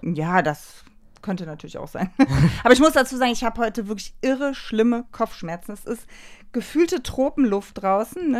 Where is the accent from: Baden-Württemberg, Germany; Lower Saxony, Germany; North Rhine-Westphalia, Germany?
North Rhine-Westphalia, Germany; Leverkusen; also ich komme ja wie gesagt aus Leverkusen